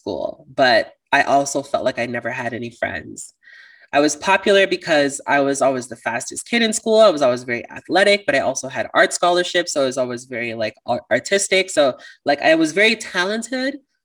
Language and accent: English; Toronto, Ontario, Canada; I'm from Toronto